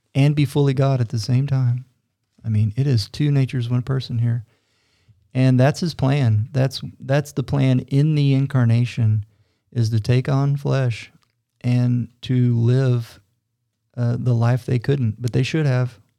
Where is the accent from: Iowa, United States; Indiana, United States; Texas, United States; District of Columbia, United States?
Texas, United States; Fort Worth; accent: Texas; moved away as an adult; now in Utah, United States; my Texas accent was still thick